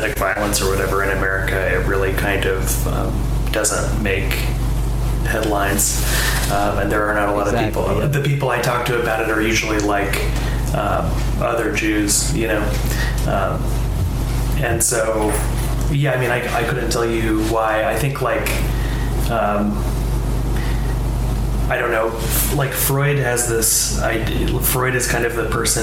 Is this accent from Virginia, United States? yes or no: no; Portland, Oregon, United States; I grew up in Portland, and so there's not really like a strong Jewish cultural presence here